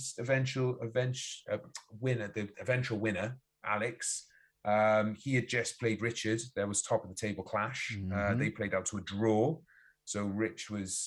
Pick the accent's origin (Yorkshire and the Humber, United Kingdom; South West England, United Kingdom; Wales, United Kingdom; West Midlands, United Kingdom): Wales, United Kingdom